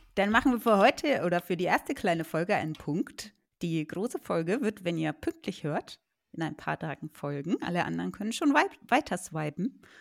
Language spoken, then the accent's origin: German; Germany; als Deutsche